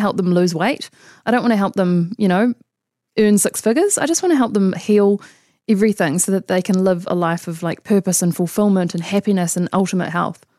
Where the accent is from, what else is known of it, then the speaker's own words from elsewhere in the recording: Auckland, New Zealand; also born or lived in London / Sydney; I grew up in Auckland. Um, so I went to high school here